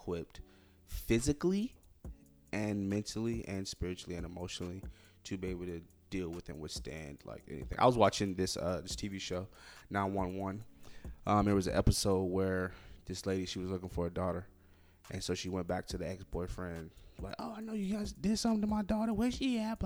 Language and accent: English; Florida, United States; I'm from Florida